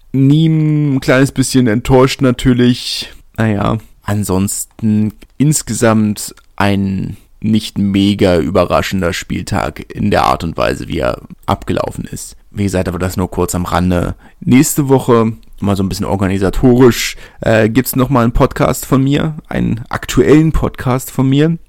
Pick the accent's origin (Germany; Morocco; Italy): Germany; Berlin; ich komme aus Lichterfelder, meine Urgroßeltern kommen schon aus Lichterfelder